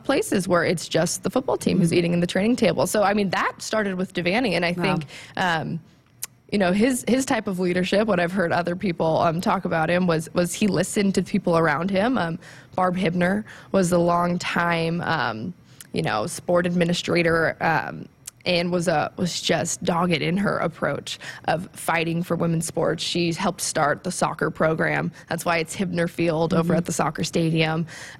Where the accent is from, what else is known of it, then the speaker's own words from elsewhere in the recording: Tucson, Arizona, United States; So growing up in Tucson, she was, the player, the athlete.